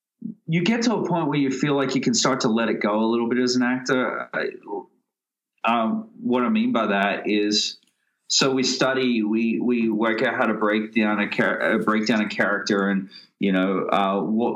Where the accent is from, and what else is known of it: Australia; accent: Australian; moved away